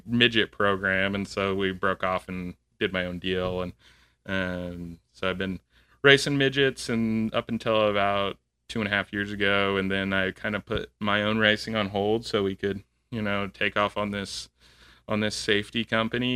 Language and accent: English; Southern California, United States; moved away as an adult; also born or lived in Oklahoma; I'm originally from Southern California